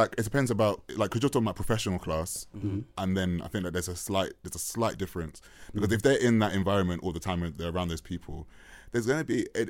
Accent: London, United Kingdom; accent: South London; where are you from? And I was like, oh yeah, Northwest London. They're like, oh, you got a really South London voice.

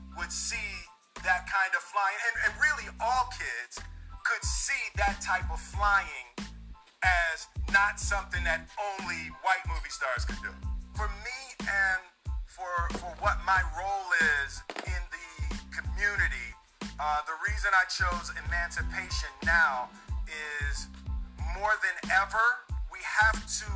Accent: Philadelphia, Pennsylvania, United States; I grew up in Philadelphia.

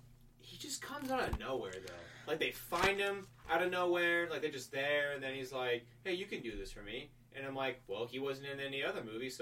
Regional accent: Florida, United States; I'm from Florida, so... It's Pensacola, Florida.

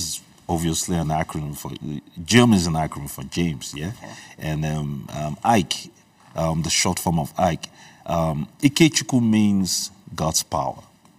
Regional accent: Nigeria; first language Igbo; English is a second language; also born or lived in Libreville, Gabon; I was born in Libreville, Gabon, and I remember my childhood. I came to Nigeria when I was probably about 9 years old.

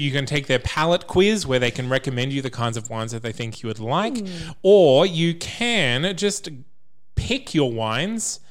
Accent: Bundaberg, Queensland, Australia; I'm from Bundaberg

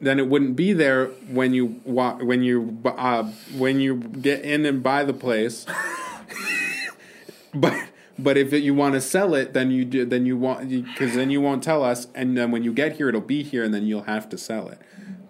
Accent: Minnesota, United States; No. So I'm from Minnesota.

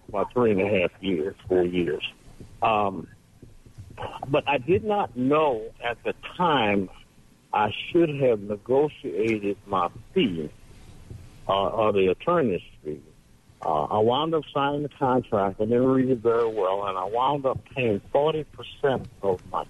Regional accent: New Orleans, Louisiana, United States; now in Hattiesburg, United States; I'm from Louisiana, from New Orleans, but I've been here in Hattiesburg a while

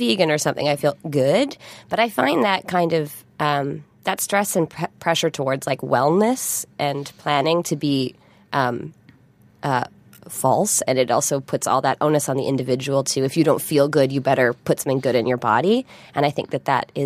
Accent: Vancouver Island, British Columbia, Canada; now in Toronto, Canada; I've lived in Toronto now for 10 years. Mm. But I grew up on Vancouver Island

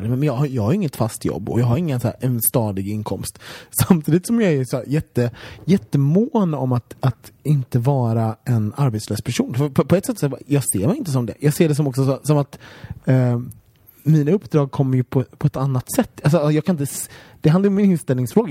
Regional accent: Sweden

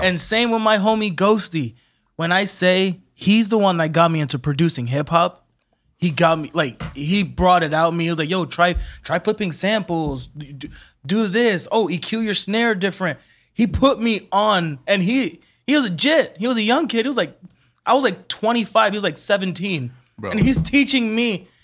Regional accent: Orlando, Florida, United States; I was born in Orlando too

